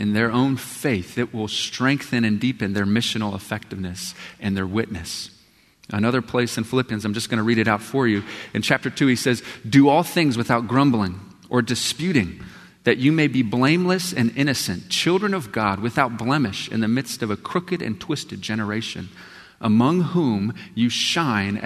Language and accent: English; Texas, United States; when I grew up in Texas, every morning we would stand